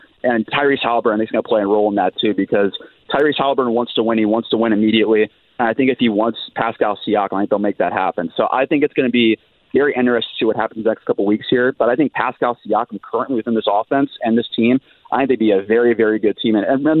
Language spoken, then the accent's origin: English; Westfield, Indiana, United States; moved away as an adult; also born or lived in Arizona; I grew up in Westfield, Indiana. I went to Westfield High School.